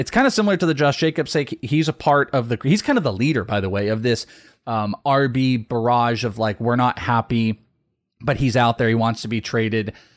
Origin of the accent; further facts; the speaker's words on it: Bay Area, California, United States; now in Arizona, United States; I'm from the Bay Area. I live here